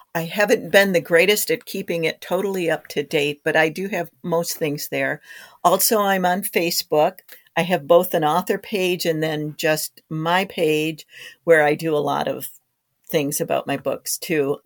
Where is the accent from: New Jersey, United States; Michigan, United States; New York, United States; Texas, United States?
Michigan, United States; Harrisville; now in Wisconsin, United States; my hometown, which is Harrisville, Michigan, which is on Lake Huron